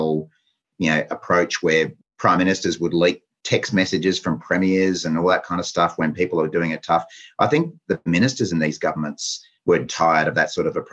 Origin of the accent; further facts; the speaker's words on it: Queensland, Australia; as a Queenslander